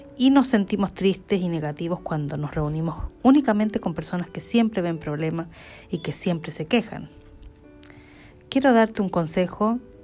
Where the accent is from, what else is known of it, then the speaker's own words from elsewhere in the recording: Chile; now in Stockholm, Sweden; soy chilena, eh, nací en Chile eh, y vivo en Suecia desde hace 32 años